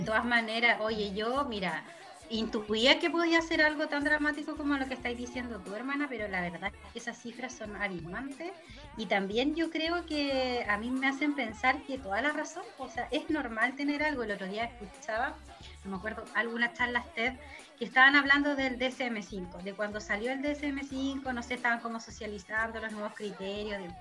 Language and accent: Spanish; Chile; como chileno